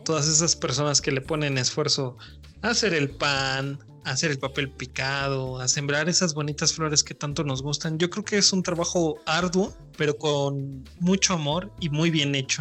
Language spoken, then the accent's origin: Spanish; Mexico; somos todos mexicanos